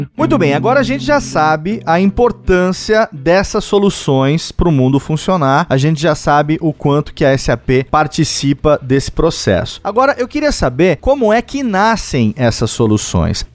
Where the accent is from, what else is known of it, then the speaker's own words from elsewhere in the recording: interior of São Paulo, Brazil; moved away; Eu moro no interior de São Paulo, voltei aqui para minha terra natal e aqui eu percebo, eu fiquei 20 anos fora daqui